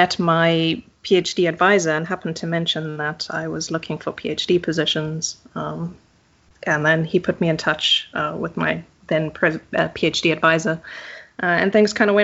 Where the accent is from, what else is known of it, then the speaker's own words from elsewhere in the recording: just outside Johannesburg, Gauteng, South Africa; moved away as an adult; also born or lived in Cape Town, South Africa; now in Leiden, Netherlands; I grew up in South Africa